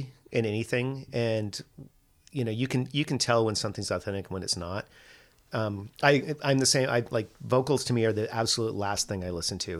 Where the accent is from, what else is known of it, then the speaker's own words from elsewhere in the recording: San Francisco, California, United States; I'm from San Francisco